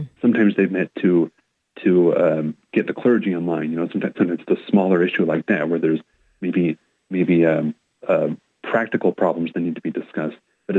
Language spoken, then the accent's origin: English; Portland, Oregon, United States; moved away; I grew up born and raised in the Archdiocese, couple different locations, all within the kind of Portland metro or Willamette Valley area.